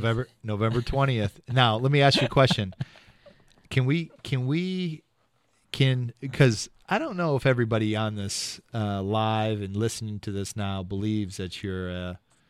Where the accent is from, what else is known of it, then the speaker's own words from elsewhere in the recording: Ohio, United States; All good people come from Ohio. Me.